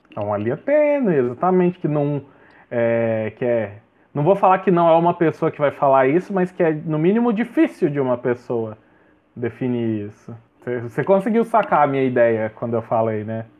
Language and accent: Portuguese; Goiás, Brazil; eu sou goiano